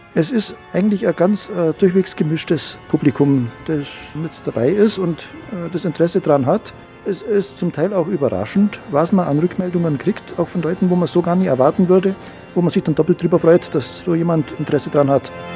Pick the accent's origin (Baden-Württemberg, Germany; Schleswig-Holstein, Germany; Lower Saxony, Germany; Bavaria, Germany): Bavaria, Germany; Bambeuren; also born or lived in Salzburg; Ich bin ja gebürtig aus Bambeuren, 15 Kilometer weg. Kenne Schongau sehr gut, weil ich hier ins Gymnasium